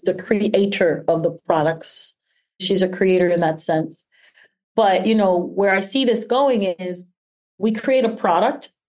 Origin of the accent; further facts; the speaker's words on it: New York City, New York, United States; we came from Washington Heights